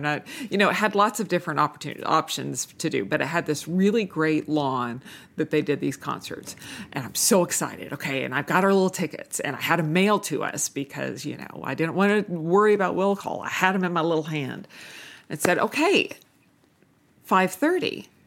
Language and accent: English; Manhattan Beach, California, United States; growing up in Manhattan Beach